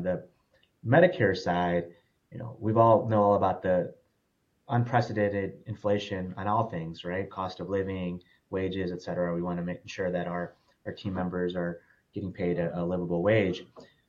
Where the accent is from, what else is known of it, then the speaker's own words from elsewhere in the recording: Detroit, Michigan, United States; now in Dallas, United States; Born and raised in Michigan, actually, so a suburb of Detroit, but have lived all over.